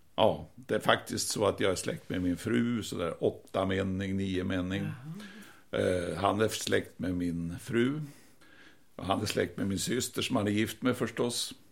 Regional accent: Piteå, Norrbotten County, Sweden; now in Stockholm, Sweden; vi är från Piteå. Ursprungligen jag och min fru, både jag och min fru

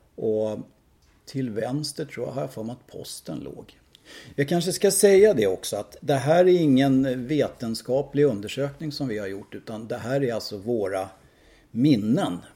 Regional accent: Tyresö, Stockholm County, Sweden; also born or lived in Södermalm, Stockholm / Trollbäcken; jag är ju uppvuxen i Bollmora

